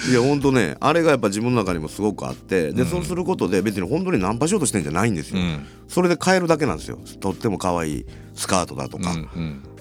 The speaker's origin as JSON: {"language": "Japanese", "region": "Kansai", "country": "Japan", "moved": "yes", "lives_now": "Tokyo, Japan", "said": "僕ら関西の人間なので"}